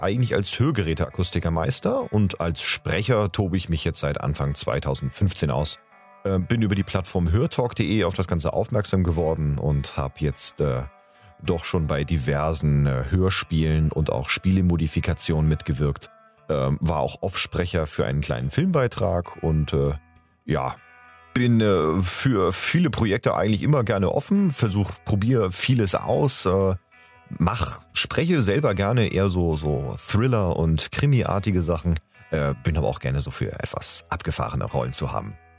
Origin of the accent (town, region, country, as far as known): Hamburg, Germany; born or raised there; now in Bühl, Germany